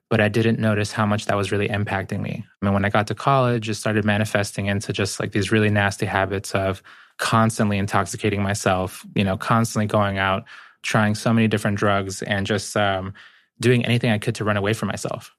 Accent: Boston, Massachusetts, United States; born or raised there; English is a second language; also born or lived in Guayaquil, Ecuador

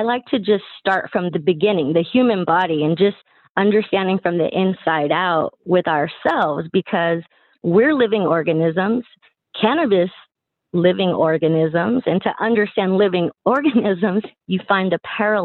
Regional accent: Texas, United States; Born and raised in Texas

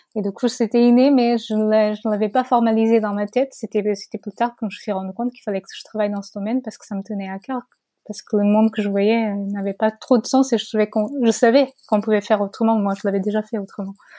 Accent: Portugal; French is a second language; moved away as an adult; now in France; je suis portugaise. Euh, j'ai vécu au Portugal jusqu'à la fin de mes études supérieures

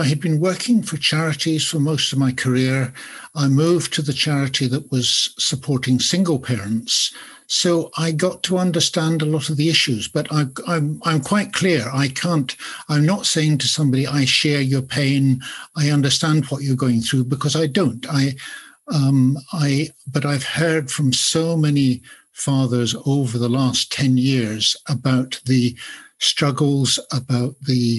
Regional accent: Edinburgh, Scotland, United Kingdom; I don't sound very Scottish, I don't think, but I was certainly born and bred in Edinburgh. I have lived elsewhere, but I returned here and I'm going to stay here.

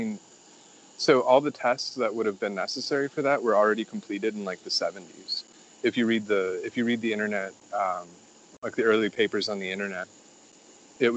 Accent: Chicago area, Illinois, United States; also born or lived in River Grove, Illinois / Arizona / Naperville or Wheaton, Illinois / Elmhurst, Illinois; I grew up in the Chicago area. until I was like seven. So right outside of Chicago in River Grove. And then moved to Arizona for a little bit and then came back to the Chicago area, but closer to Naperville or Wheaton.

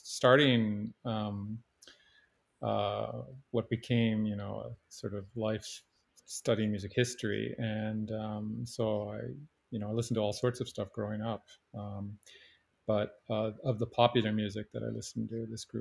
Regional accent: Canada; I grew up in Canada, and one of the good fortunes of growing up in Canada

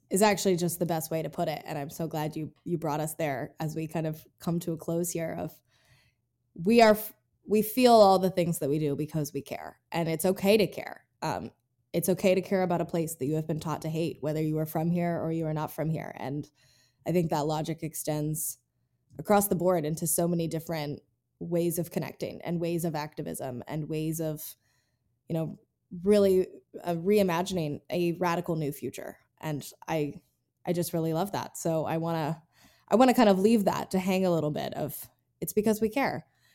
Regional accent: Appalachia, United States; accent: Appalachian; I don't want you to have the experience that I had in New York City when I got there with my Appalachian accent.

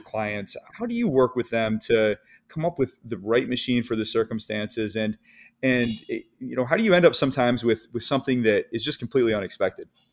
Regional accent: Michigan, United States; I'm from Michigan

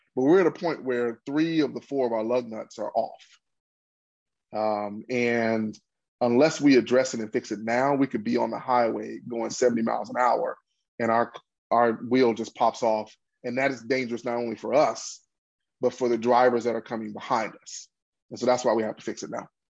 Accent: Pine Bluff, Arkansas, United States; also born or lived in Boston; my hometown of Pine Bluff

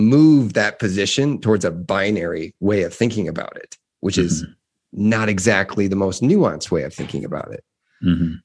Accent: Midwest, United States; This is coming from the Midwest

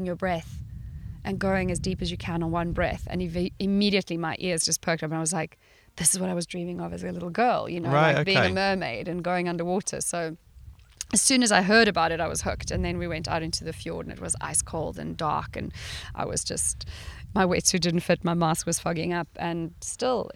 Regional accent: South Africa; moved away as an adult; also born or lived in Sweden; coming from a background of growing up in South Africa in the 80s.

